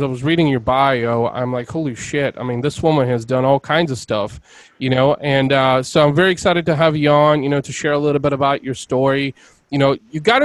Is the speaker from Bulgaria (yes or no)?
yes; Bulgaria; now in United States; I'm originally from Eastern Europe. I was born in Bulgaria, and my family immigrated here over 25 years ago